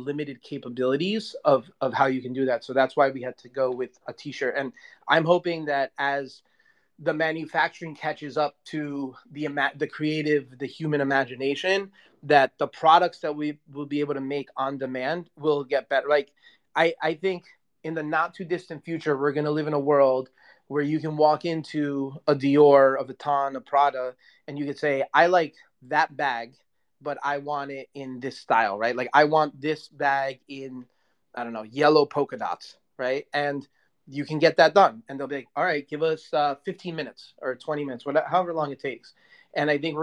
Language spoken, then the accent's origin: English; New York City, New York, United States; moved away; New York is my hometown.